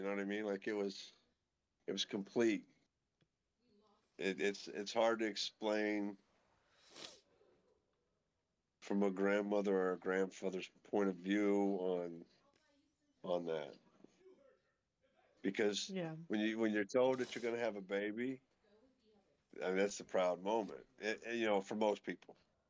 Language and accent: English; Mexico; I'm a guy from Mexico.